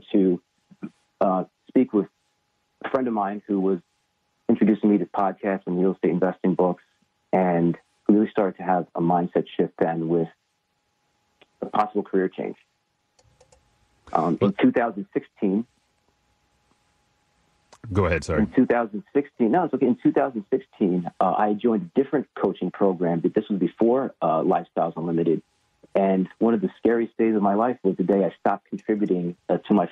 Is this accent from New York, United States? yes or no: yes; Long Island, New York, United States; I grew up in Long Island, New York